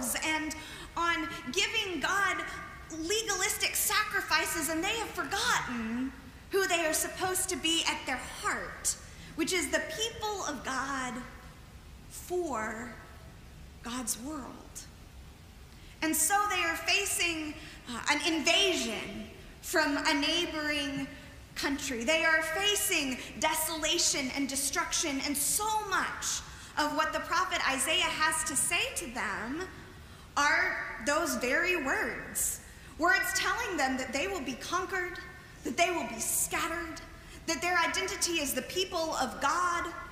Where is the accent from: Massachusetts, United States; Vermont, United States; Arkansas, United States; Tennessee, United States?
Arkansas, United States; moved away as an adult; also born or lived in Baton Rouge, Louisiana; Growing up in Arkansas